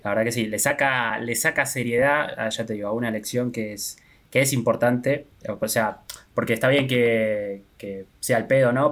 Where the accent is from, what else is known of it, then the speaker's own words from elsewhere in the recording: Argentina; nosotros todos somos argentinos